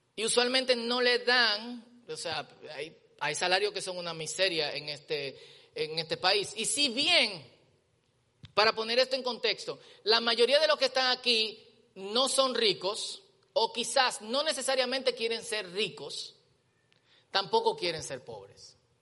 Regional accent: Dominican Republic; nosotros como dominicanos

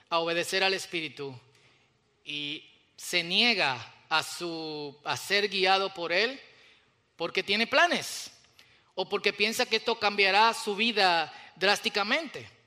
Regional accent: Dominican Republic; Y ustedes saben que como los dominicanos, cada vez que nos movemos a otro país, de una vez adoptamos el acento

